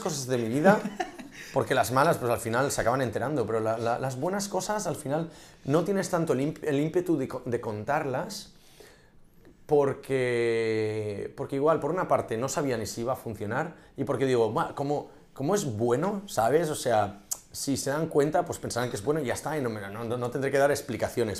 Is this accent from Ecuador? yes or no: no; Catalonia, Spain; also born or lived in Munich; Soy un catalán preñado